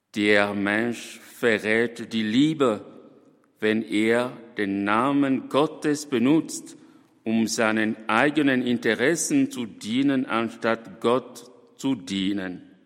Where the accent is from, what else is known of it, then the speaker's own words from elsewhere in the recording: DR Congo; in meinem Heimatland, dem Kongo